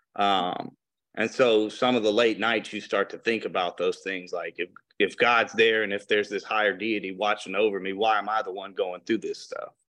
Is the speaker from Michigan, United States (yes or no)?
yes; Flint, Michigan, United States; also born or lived in Detroit, Michigan; I was born in Flint